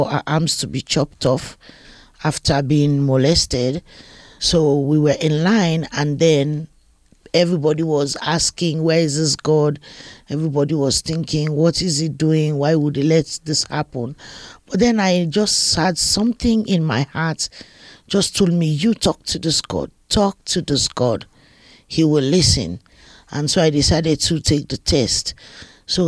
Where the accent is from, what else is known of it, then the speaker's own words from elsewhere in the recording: Freetown, Western Area, Sierra Leone; I was born in Sierra Leone in West Africa, in Freetown, Sierra Leone.